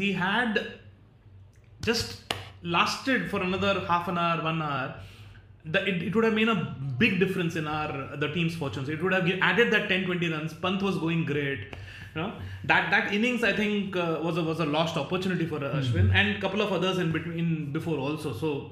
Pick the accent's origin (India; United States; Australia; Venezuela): India; Mumbai, Maharashtra; I'm born and brought up in Mumbai